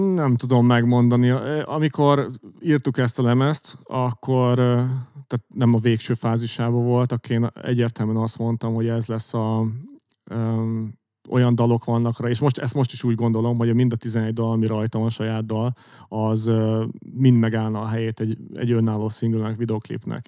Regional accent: Hungary

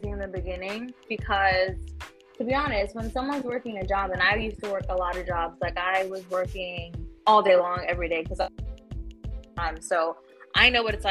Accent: New York City, New York, United States; also born or lived in Queens, New York; I'm from the Bronx, New York. That's where I was born and raised.

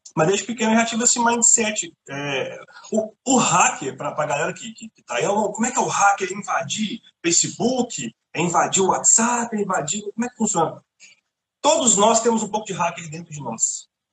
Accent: Contagem, Minas Gerais, Brazil; moved away as an adult; also born or lived in Eldorado, Contagem / Belo Horizonte; now in Ireland; eu sou mineiro, eu sou de Contagem, é, nascido e criado em Nova Contagem

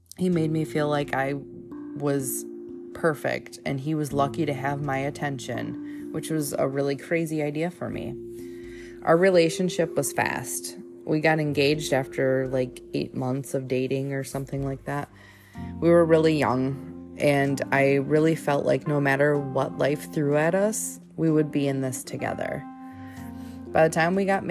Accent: Michigan, United States; I grew up in Michigan

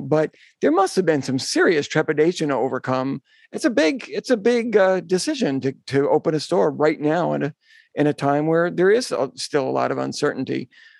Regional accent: New York City, New York, United States; I'm a New Yorker.

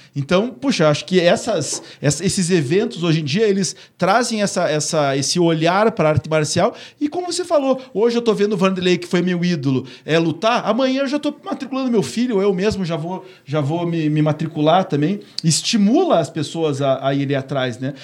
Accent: Curitiba, Paraná, Brazil; a gente aqui, como curitibano

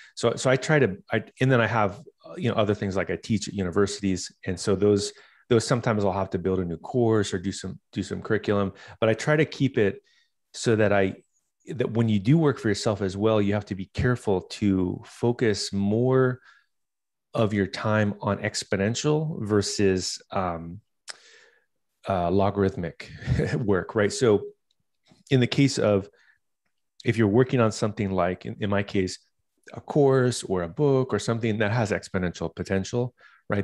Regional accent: Southern California, United States; I started growing up in Southern California.

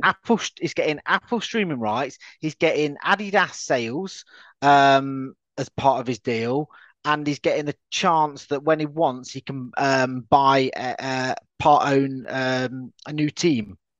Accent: United Kingdom; as a UK citizen

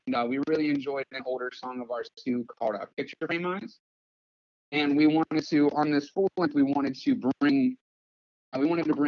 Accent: Pennsylvania, United States; now in Los Angeles, United States; I'm from Pennsylvania, but I currently live in Los Angeles

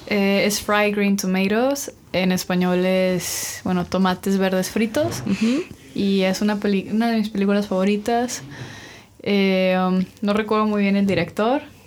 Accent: Mexico; hoy yo también soy mexicano

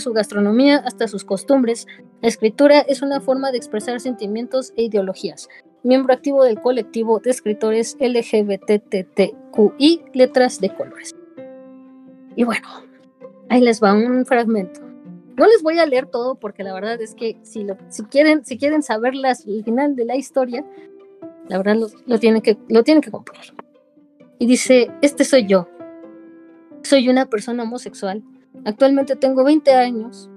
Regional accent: Mexico City, Mexico; yo soy de la Ciudad de México

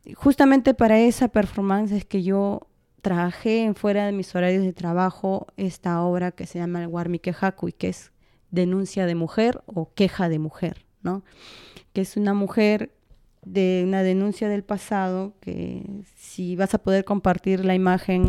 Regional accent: Peru; also born or lived in Sarhua (parents' origin); yo he nacido aquí en la capital

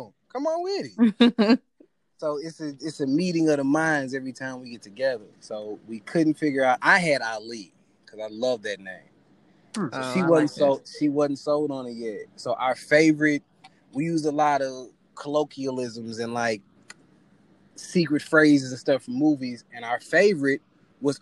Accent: St. Louis, Missouri, United States; I'm from St. Louis, Missouri.

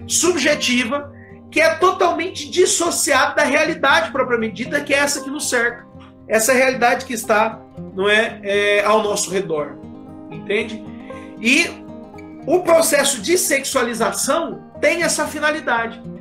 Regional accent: Votuporanga, São Paulo, Brazil; eu sou aqui de Votuporanga, interior de São Paulo.

